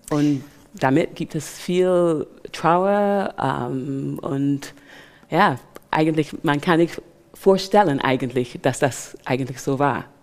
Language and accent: German; Barbados; German is a second language; also born or lived in England; now in Germany; ich bin in Barbados aufgewachsen